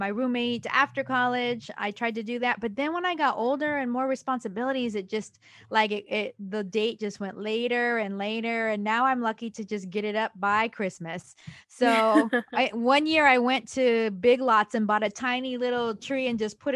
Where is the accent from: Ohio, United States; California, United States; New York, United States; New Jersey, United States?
California, United States; Central Valley of; moved away as an adult; now in Los Angeles, United States; my hometown area. The Central Valley of California is very, very red